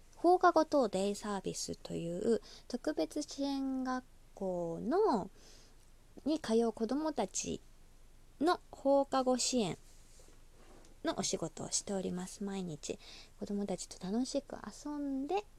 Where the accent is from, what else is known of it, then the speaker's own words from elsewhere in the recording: Osaka, Japan; accent: Kansai dialect; 出身が大阪でして